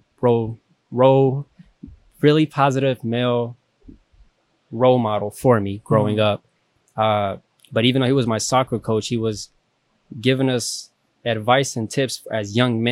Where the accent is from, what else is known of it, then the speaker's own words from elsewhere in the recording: East Texas, United States; I'm from East Texas